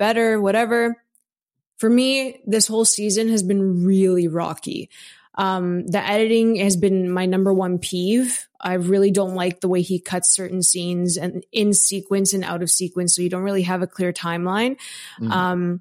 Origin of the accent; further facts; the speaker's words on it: Toronto, Ontario, Canada; I'm from Toronto